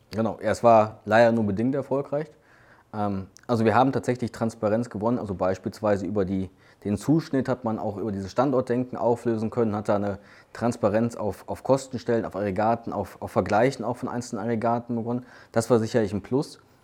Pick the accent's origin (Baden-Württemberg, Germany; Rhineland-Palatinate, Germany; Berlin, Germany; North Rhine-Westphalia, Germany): North Rhine-Westphalia, Germany; Duisburg; Ich bin ähm, gebürtiger Duisburger, habe auch in Duisburg studiert